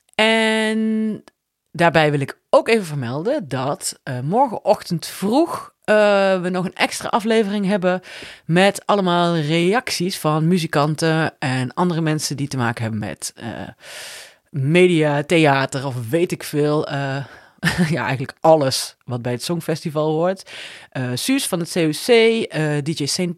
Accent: Netherlands; als Nederlander

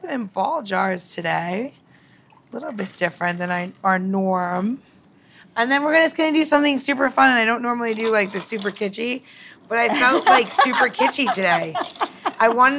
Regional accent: New York, United States; moved away; I grew up in New York, you know, I grew up in New York

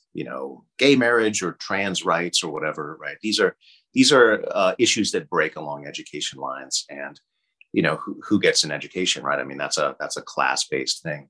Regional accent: Boston, Massachusetts, United States; now in California, United States; I grew up on the East Coast. I grew up in Boston

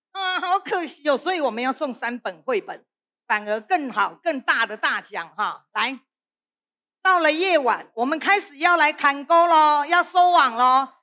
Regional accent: Penghu County, Taiwan; 你看我们澎湖人呢都晒得非常的。很有朝气的咖啡色的，那这个还不够黑啦。几乎我们澎湖人哈的小朋友几乎都是小欧浪

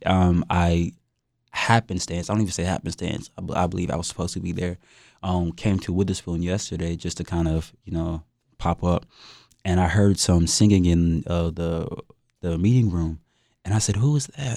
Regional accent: Fayetteville, North Carolina, United States; I'm from Fayetteville, North Carolina, two six, you know, born and raised

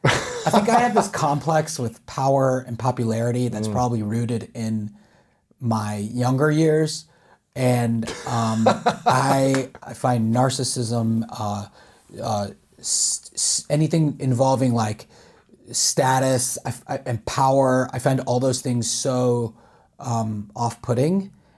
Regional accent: Charlotte, North Carolina, United States; now in Los Angeles, United States; I'm from Charlotte.

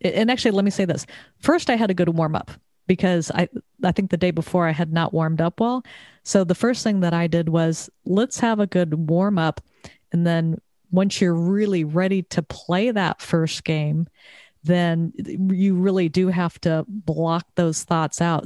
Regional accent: Southern California, United States; moved away as an adult; also born or lived in Texas; now in Connecticut, United States; I moved to Connecticut after growing up in Southern California, living in Texas for twenty-five years

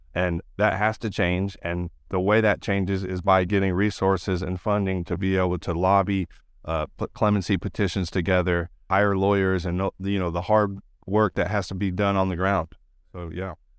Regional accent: California, United States; I grew up in California in the nineties

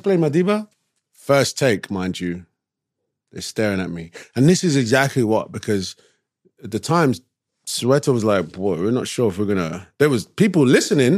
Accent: London, United Kingdom; born or raised there; moved away as an adult; also born or lived in New York, United States / Jersey City, United States / Brooklyn, United States

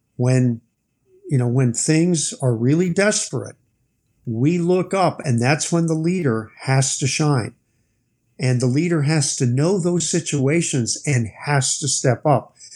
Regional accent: United States; I'm an American

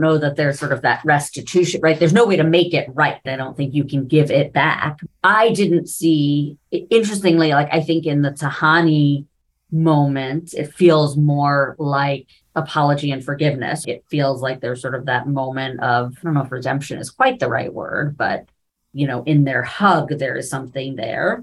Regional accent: New York City, New York, United States; I grew up in New York City, right? So I grew up literally like 10 blocks away from the Metropolitan Museum of Art

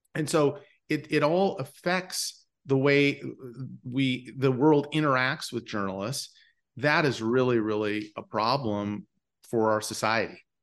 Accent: Bismarck, North Dakota, United States; moved away; I grew up in Bismarck, North Dakota

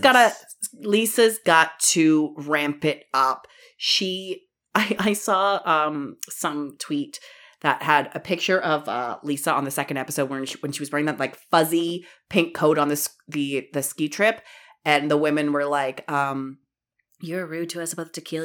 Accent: Ontario, Canada; I'm from Ontario and I say aunt

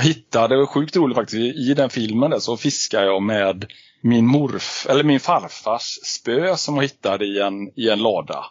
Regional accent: Alingsås, Västra Götaland, Sweden; uppväxt i Allingsås, fem mil utanför eh, Göteborg.

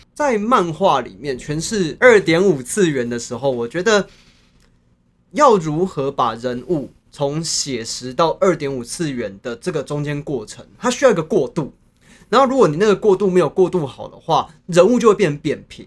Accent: Chiayi, Taiwan; 我是嘉义人

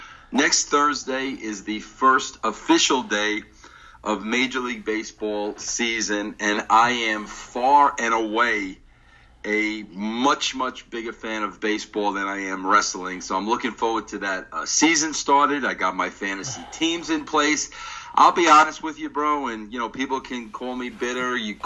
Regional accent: New York area, United States; I am from the New York area, my father was a old New York Giants fan

